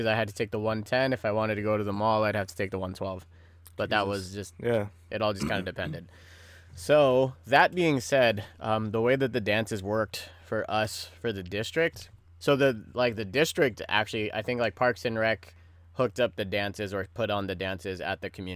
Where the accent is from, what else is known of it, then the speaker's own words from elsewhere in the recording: Pacifica, California, United States; growing up in Pacifica, because our town was so like closed in and shit